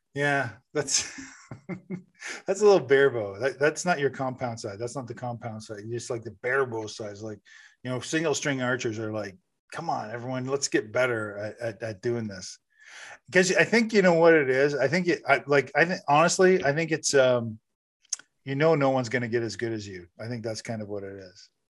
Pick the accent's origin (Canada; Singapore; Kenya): Canada; I'm, I'm Canadian